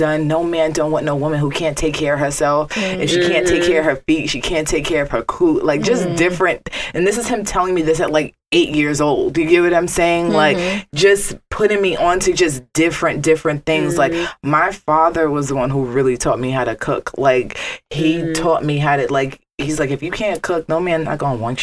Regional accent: New York City, New York, United States; we come from the Bronx

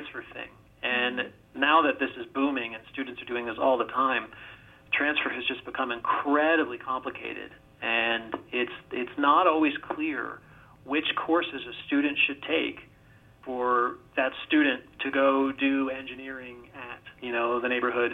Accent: Virginia, United States; I grew up in Virginia

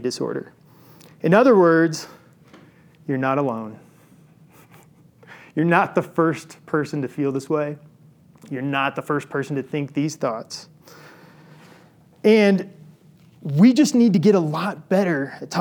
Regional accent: Illinois, United States; I grew up in Illinois

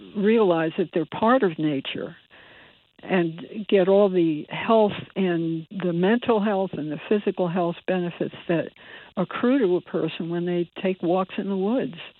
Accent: Bridgeport, Connecticut, United States; I was born in Bridgeport, and I I grew up in Bridgeport

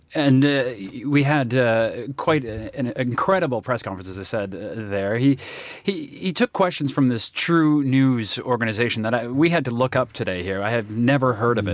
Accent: Canada; As a Canadian

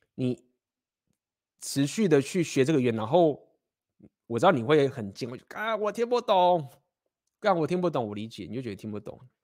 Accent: Taiwan; moved away; 我们就是生在台湾，那我们就是学中文

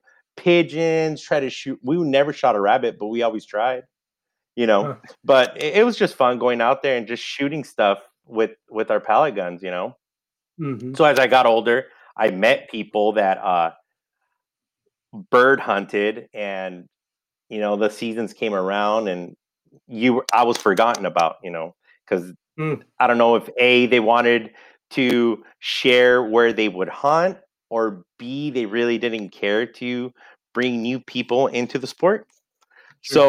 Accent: Santa Paula, California, United States; also born or lived in Los Angeles, California / Ventura, California; I grew up in Santa Paula, California. I was there since I moved from LA to Santa Paula when I turned 8, and then was there until I was 18

